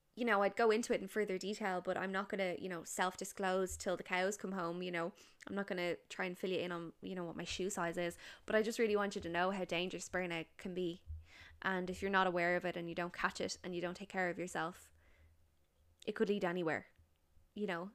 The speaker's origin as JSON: {"language": "English", "country": "Ireland", "said": "we're Irish"}